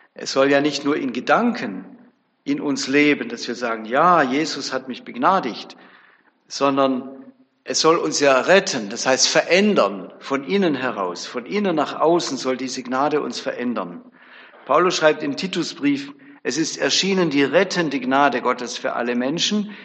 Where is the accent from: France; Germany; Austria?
Germany; Bebenhausen, Baden-Württemberg; Ich komme aus Bebenhausen, so ein kleines Dörfle bei Tübingen